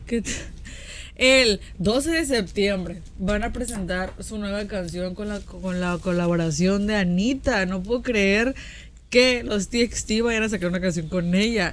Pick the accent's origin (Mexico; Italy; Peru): Mexico; nosotros como mexicanos